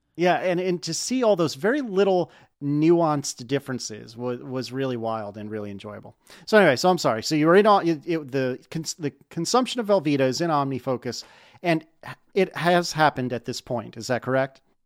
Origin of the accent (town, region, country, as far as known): United States